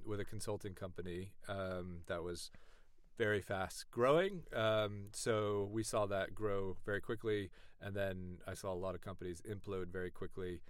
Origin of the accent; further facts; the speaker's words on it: East Bay, California, United States; moved away as an adult; now in London, United Kingdom; from the East Bay, California